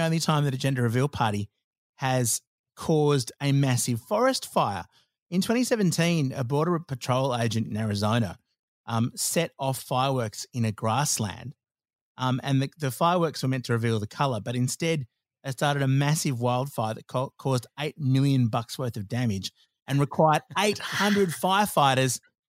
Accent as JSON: {"language": "English", "country": "Australia", "said": "And look, of course, being Australian, being a bit bogan, donuts were involved."}